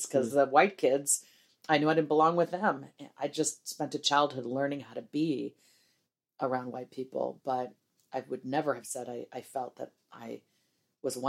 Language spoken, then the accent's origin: English; Midwest, United States; I grew up in the Midwest